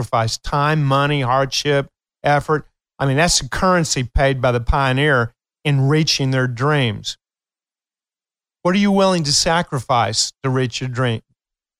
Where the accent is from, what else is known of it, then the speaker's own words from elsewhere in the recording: Appalachian Hills of Eastern Kentucky, United States; I am from Kentucky, and I'm a proud hillbilly from the Appalachian Hills of Eastern Kentucky